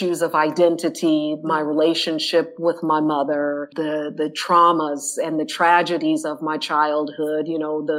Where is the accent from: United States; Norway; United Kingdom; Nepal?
United States; Indianapolis, Indiana; moved away as an adult; also born or lived in Netherlands; I am originally from Indianapolis, Indiana